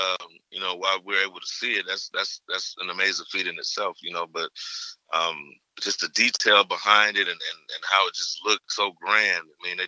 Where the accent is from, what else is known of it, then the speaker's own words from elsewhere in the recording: Savannah, Georgia, United States; also born or lived in Atlanta; Originally from Savannah, Georgia. I was born in Savannah. Beach boy, and I moved to Atlanta when I was like 5 years old, and then I moved back to Savannah like for middle school, and then I did 1 year in high school in Savannah